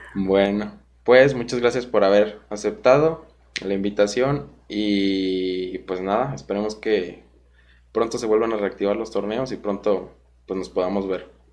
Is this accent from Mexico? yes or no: yes; Guanajuato, Mexico; yo soy de Guanajuato